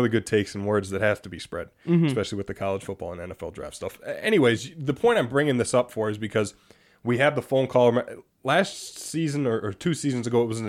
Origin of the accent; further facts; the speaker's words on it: Green Bay, Wisconsin, United States; we're from Green Bay.